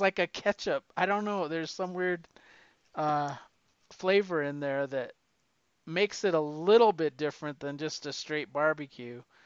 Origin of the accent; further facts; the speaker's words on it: the West, United States; I'm from the West